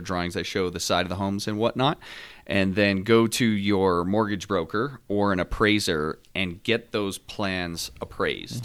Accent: Northeast New Jersey, United States; moved away; also born or lived in South Carolina; I'm from the North, uh, from Northeast New Jersey

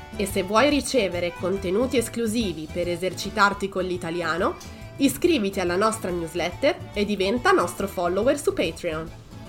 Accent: Pero, Lombardy, Italy; now in Toronto, Canada; Io sono di Milano, per la precisione di Pero, un piccolo paesino in provincia

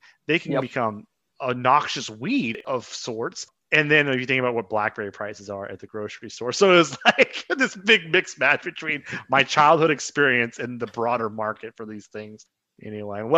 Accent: Southeast Kansas, United States; I grew up in Southeast Kansas

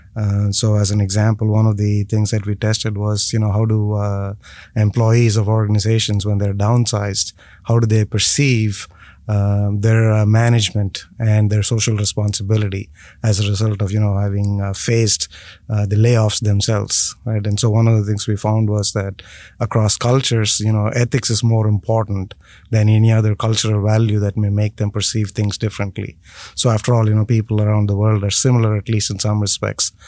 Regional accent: India; moved away; born and raised in India first.

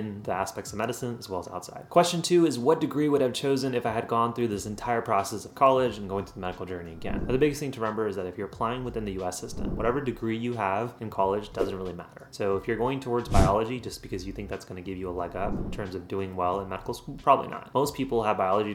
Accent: Central Texas, United States; also born or lived in India; I was born in India, but I came here when I was 4 years old. And since then, I've done all my training throughout the US system. So that includes high school, college, and medical school. And now all of those have been within Central Texas

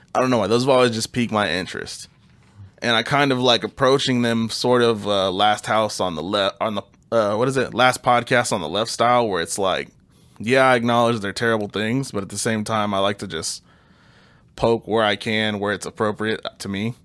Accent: Kansas City, United States; We're from Kansas City.

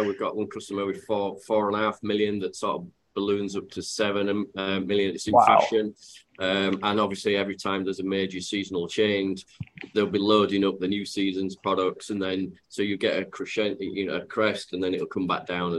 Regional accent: Yorkshire and the Humber, United Kingdom; accent: Yorkshire; for those that have got my accent, they'll know that I'm from Yorkshire

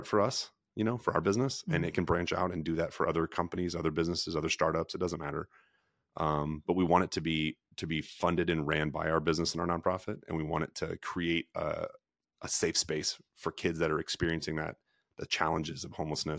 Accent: Missouri, United States; We grew up in Franklin County, Missouri.

